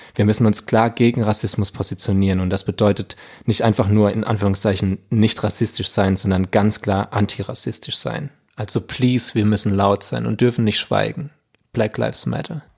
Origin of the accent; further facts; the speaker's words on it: Germany; bei uns in Deutschland